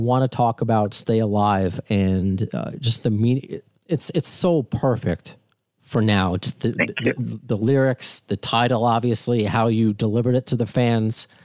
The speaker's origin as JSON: {"language": "English", "area": "Long Island", "region": "New York", "country": "United States", "said": "I'm from Long Island"}